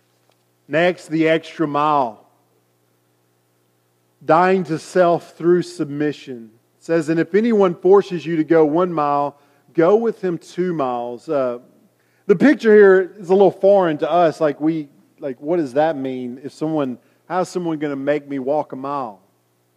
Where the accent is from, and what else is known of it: United States